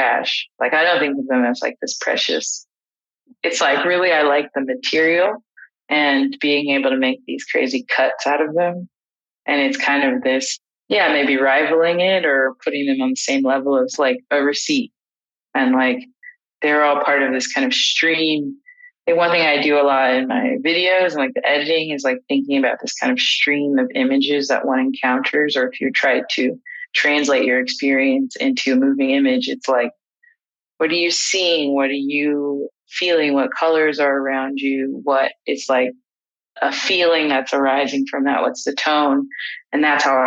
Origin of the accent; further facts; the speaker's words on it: Los Angeles, California, United States; I grew up in Los Angeles